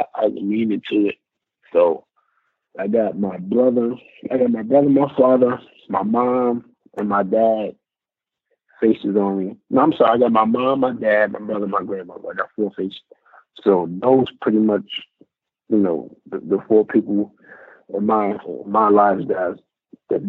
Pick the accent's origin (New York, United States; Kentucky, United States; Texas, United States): New York, United States; moved away; I'm from New York